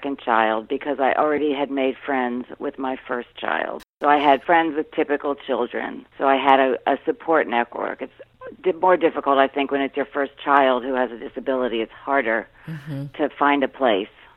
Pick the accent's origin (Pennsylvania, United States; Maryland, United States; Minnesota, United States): Maryland, United States; Rockville; I grew up in the Washington suburbs in Rockville, Maryland